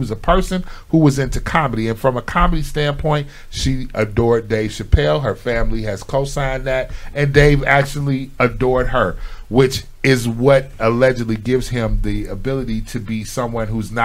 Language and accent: English; Chicago, Illinois, United States; I'm from Chicago, but my family base is in Tennessee